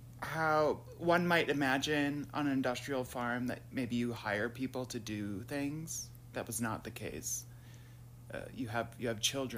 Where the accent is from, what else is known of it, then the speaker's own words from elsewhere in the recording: Minnesota, United States; now in New York City, United States; I'm from Minnesota.